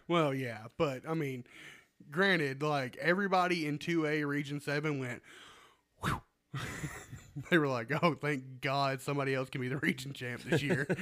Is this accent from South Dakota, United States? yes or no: no; Alabama, United States; also born or lived in Texas; we're from Alabama.